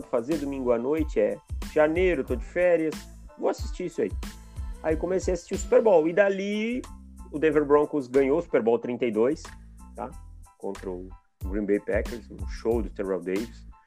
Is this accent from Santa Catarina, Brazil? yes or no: yes; Jaraguá do Sul, Santa Catarina, Brazil; eu sou de Santa Catarina, né? Sou de Jaraguá do Sul, cidade que eu moro ainda hoje.